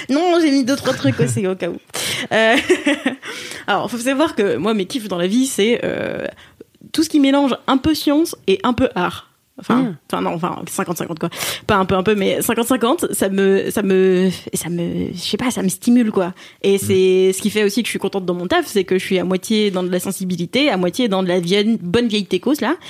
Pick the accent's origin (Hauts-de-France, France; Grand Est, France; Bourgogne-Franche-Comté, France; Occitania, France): Grand Est, France; Alsace; je suis alsacienne et Philippines